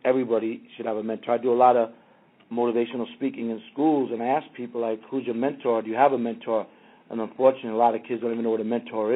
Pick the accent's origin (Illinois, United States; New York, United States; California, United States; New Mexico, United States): New York, United States; New York City; now in Los Angeles, United States; I grew up in Queens with … and ….